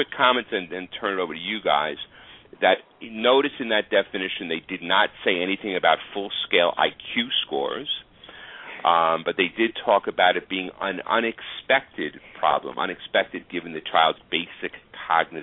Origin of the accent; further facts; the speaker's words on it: New York City, New York, United States; moved away; I had the honor of going back to my hometown, Staten Island